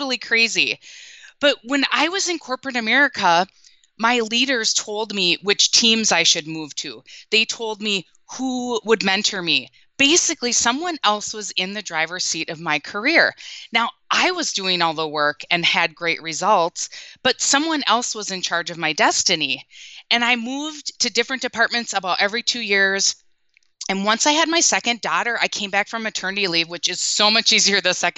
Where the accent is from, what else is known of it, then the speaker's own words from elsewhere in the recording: Minnesota, United States; And if you can't tell from my accent, I'm from the Midwest, born and raised in Minnesota. And the past 14 years, we've been just across the border living in Wisconsin.